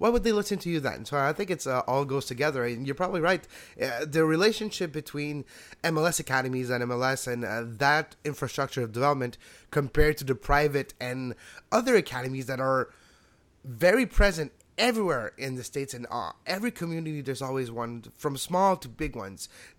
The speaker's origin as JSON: {"language": "English", "country": "Canada", "said": "we're not even directly involved, we're Canadian"}